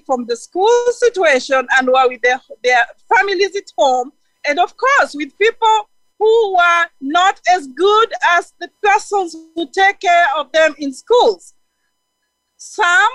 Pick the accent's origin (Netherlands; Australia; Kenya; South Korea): Kenya; now in Tampa, United States; I am from Africa. Currently, I am in Florida, Tampa